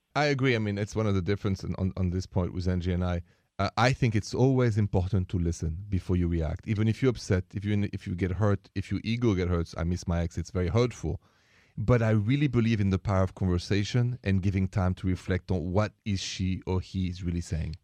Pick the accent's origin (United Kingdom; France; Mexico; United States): France; Paris, Île-de-France; I come from Paris, France